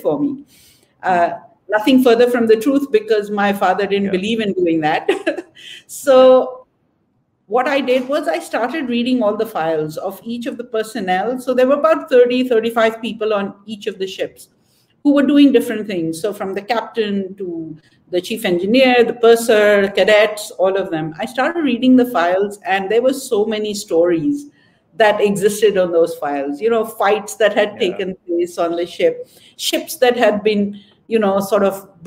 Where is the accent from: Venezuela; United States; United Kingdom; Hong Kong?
Hong Kong; moved away as an adult; now in Karachi, Pakistan; I grew up in Hong Kong and most of my education was there